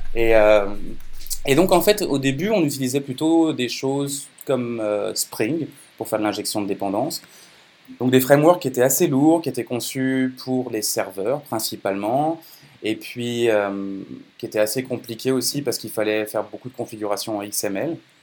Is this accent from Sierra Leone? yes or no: no; France; moved away; also born or lived in Quebec; Je suis né en France, euh, j'ai passé pas mal de temps au Québec et maintenant je suis franco-canadien